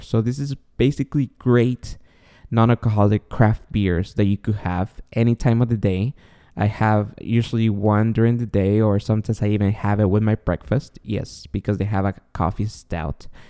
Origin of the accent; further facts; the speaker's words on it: Guatemala; moved away; I was born and raised in Guatemala, and I was raised Catholic